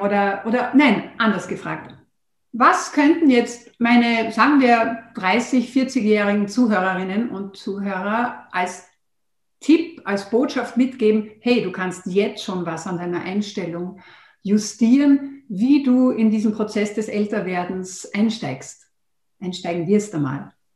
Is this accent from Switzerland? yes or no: no; Austria; bei uns in Österreich